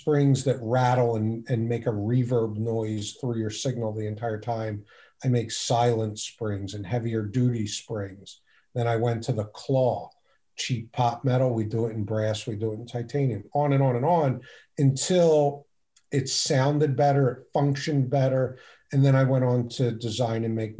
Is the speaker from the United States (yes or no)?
yes; Philadelphia, Pennsylvania, United States; also born or lived in Abington, Pennsylvania; I grew up in Northeast Philadelphia